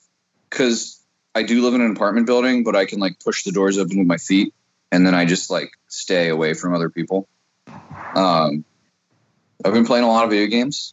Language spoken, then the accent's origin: English; Hagerstown, Maryland, United States; we grew up in Hagerstown